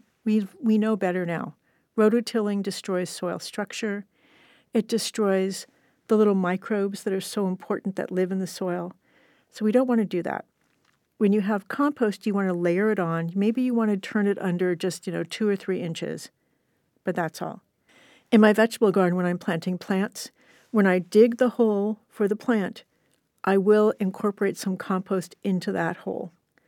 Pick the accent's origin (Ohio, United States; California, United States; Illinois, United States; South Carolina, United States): California, United States; I'm born and raised in Southern California. I have never seen a full-on rainstorm in summer.